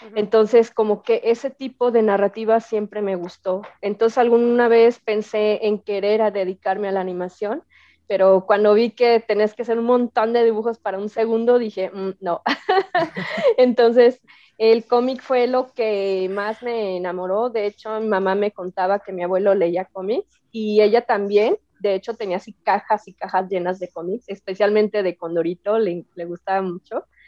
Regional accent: Jalisco, Mexico; also born or lived in Xalapa, Veracruz / Monterrey; yo nací en Jalapa, Veracruz, y este, y mis papás y mis hermanas nos vinimos a vivir aquí a Jalisco, y aquí estudié primaria, secundaria, prepa, todo

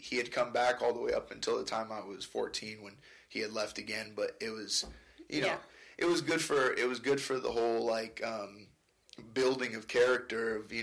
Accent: Stockton, California, United States; moved away as an adult; also born or lived in Italy; I grew up in Stockton from the time I was 3 to the time I was 18 when I finally moved up here

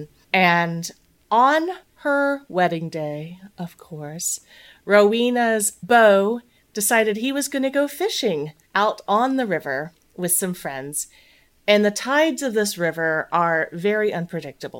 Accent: East Tennessee, United States; I grew up in East Tennessee

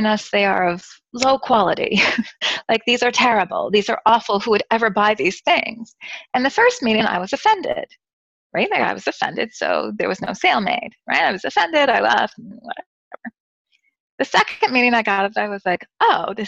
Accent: United States; moved away; I'm a foreign person, I'm American

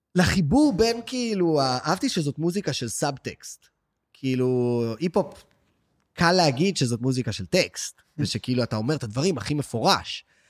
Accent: Tel Aviv, Tel Aviv District, Israel; בטח שאני גם תל אביבי, שגם לא היה לי את העניין של אפילו לעבור לתל אביב

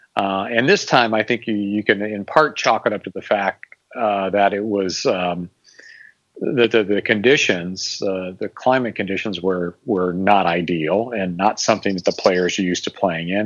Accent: Valparaiso, Indiana, United States; also born or lived in Bloomington, Indiana; I grew up in, in Northwest Indiana. Uh, I'm probably mentioned before that I'm from Valparaiso

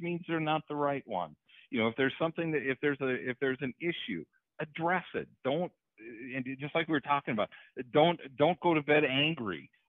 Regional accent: Hurley, Wisconsin, United States; born or raised there; moved away

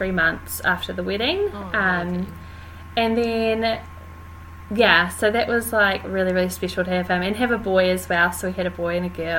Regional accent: Wellington, New Zealand; I'm born and bred in Wellington

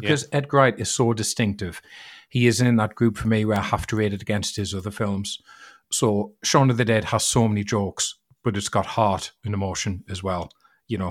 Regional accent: United Kingdom

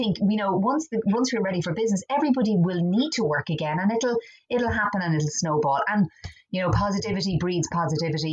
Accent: Dublin, Leinster, Ireland; also born or lived in Cork (parents); I was born in Dublin. I have Cork parents. Very Cork parents.

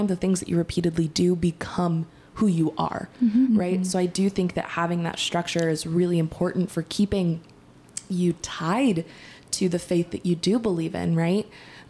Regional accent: Texas, United States; growing up in Texas and being raised in the Christian faith

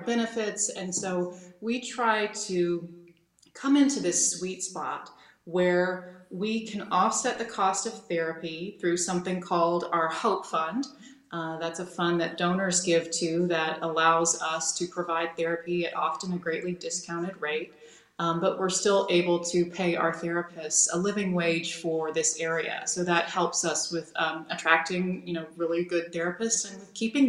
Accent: Asheville, North Carolina, United States; moved away as an adult; also born or lived in Manhattan, New York; now in Greenwich, United States; I grew up in North Carolina, was active in the Presbyterian church in my hometown of Asheville

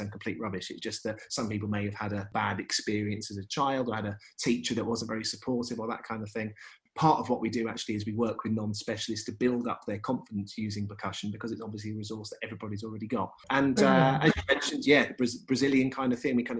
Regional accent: Brighton, South East England, United Kingdom; I'm from Brighton, which has always been a kind of a town of lots and lots of musical opportunities, and kind of went through the music service

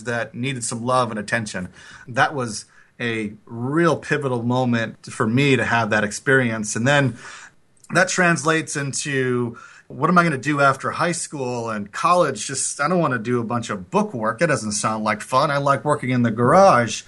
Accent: Bloomington, Minnesota, United States; I grew up in Bloomington, Minnesota, a suburb of Minneapolis

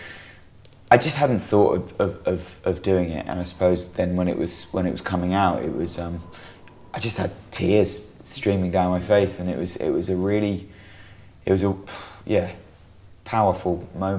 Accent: New Jersey, United States; I went back to the beach town that we used to go to as kids, growing up in New Jersey

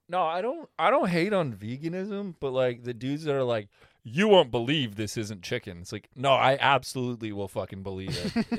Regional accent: Canada; as a Canadian

